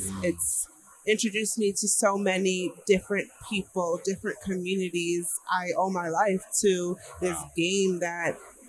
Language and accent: English; Chicago, Illinois, United States; now in Philadelphia, United States; Philly girl now, but I'm from Chicago.